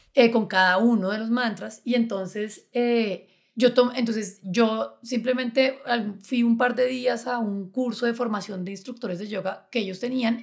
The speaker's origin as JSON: {"language": "Spanish", "town": "Chía", "region": "Cundinamarca", "country": "Colombia", "tie": "born or raised there", "said": "yo crecí en Chía y en Chía había muchos colibríes."}